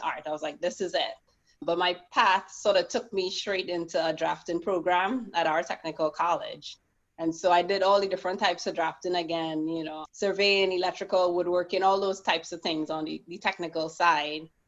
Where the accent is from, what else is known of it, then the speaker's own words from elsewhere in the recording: Trinidad & Tobago; moved away as an adult; also born or lived in Port of Spain, Trinidad; now in United States; born literally in Port of Spain, but grew up in Mount Hope / St. James.